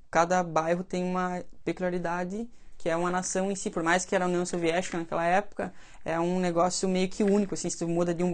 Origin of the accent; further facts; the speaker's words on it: Belarus; born there; mas na Bielorrússia, que é onde eu, onde eu nasci, daí, lá a gente foi muito atingido também